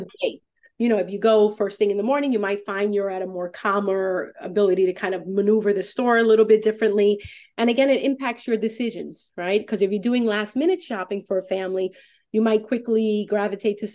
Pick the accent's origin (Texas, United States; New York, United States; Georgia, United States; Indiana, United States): New York, United States; New York City; moved away as an adult; now in Fairfield County, United States; I'm originally from New York.